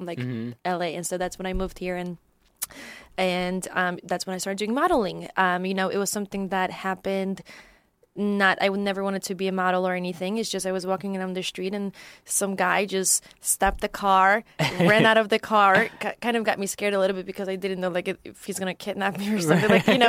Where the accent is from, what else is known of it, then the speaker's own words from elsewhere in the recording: Poland; English is a second language; so I'm originally from Poland, and that's where I grew up, and that's where my background is from.